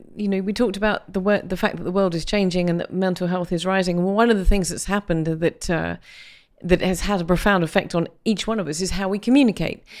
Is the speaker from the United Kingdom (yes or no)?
yes; United Kingdom; as a British person